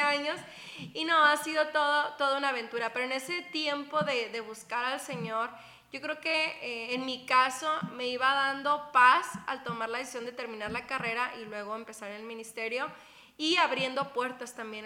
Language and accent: Spanish; Guerrero Negro, Baja California Sur, Mexico; de Baja California Sur, eh, de Guerrero Negro se llama el lugar.